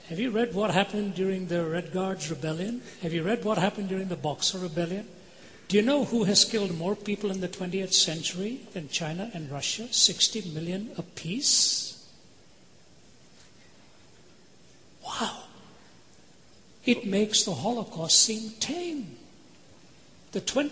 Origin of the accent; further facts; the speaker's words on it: India; moved away; Born and raised in India